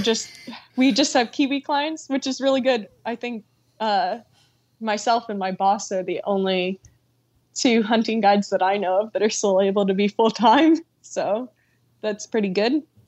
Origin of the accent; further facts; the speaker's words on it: Florida, United States; moved away; growing up in Florida on fishing spots